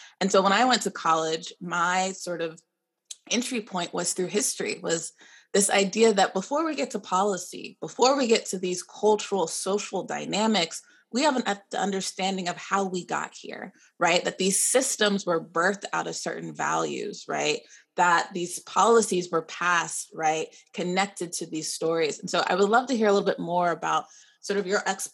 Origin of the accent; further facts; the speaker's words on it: Austin, Texas, United States; I grew up in Austin, Texas